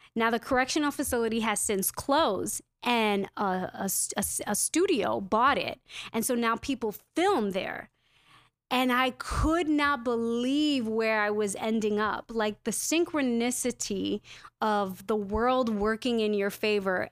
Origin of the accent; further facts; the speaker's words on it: New York City, New York, United States; I'm a New Yorker through and through